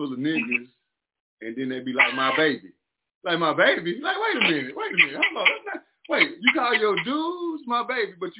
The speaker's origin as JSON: {"language": "English", "town": "Mineola", "region": "Texas", "country": "United States", "moved": "yes", "said": "I'm from a little old bitty town called Mineola"}